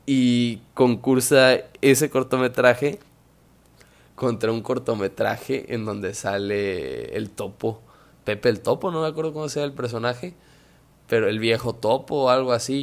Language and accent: Spanish; Mexico; yo soy mexicano